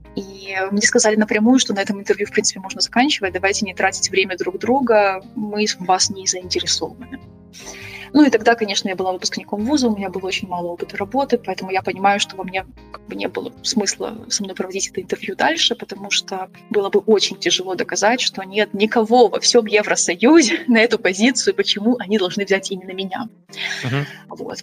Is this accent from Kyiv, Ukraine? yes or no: yes; Kyiv, Ukraine; moved away as an adult; also born or lived in Germany; now in Switzerland; я сама родом из Киева. Я выросла в Киеве